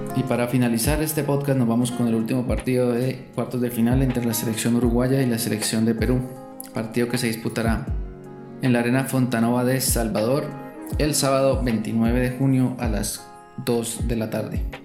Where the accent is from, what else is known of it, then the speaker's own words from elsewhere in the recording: Colombia; como buen colombiano